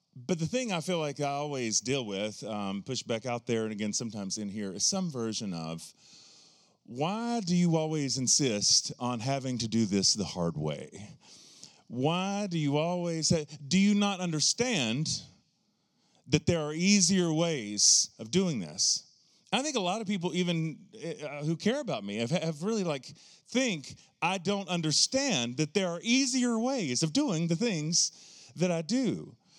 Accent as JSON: {"language": "English", "region": "the South", "country": "United States", "tie": "born or raised there", "said": "I always refer to myself as a hillbilly Pentecostal, 'cause I grew up in the South"}